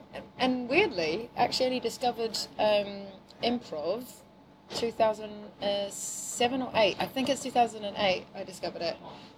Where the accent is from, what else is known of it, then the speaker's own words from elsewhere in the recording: New Zealand; accent: weird; I'm from New Zealand, obviously, originally, and my accent's very weird.